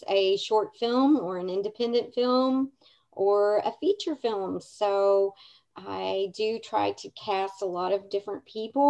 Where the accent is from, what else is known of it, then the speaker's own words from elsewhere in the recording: Lawrenceburg, Kentucky, United States; I am from Lawrenceburg, Kentucky